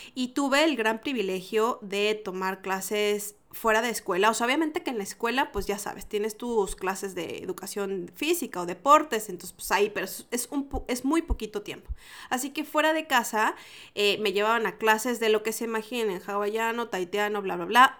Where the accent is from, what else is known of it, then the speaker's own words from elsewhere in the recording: Mexico; moved away as an adult; now in Santiago, Chile; Yo soy mexicana y tengo mi acento